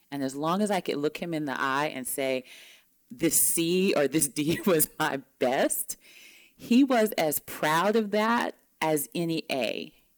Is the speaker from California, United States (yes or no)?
no; Mississippi, United States; moved away; Growing up in Mississippi, I'm you know, it's surrounded by Confederate flags